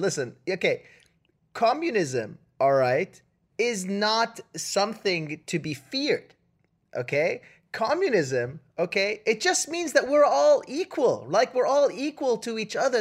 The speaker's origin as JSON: {"language": "English", "country": "Canada", "said": "I'm Canadian"}